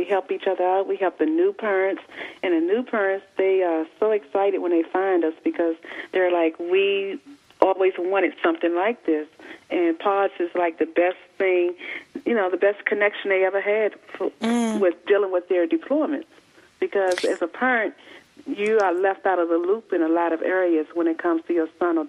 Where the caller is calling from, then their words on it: Maryland, United States; I'm in Maryland, right near the Washington, D.C. area.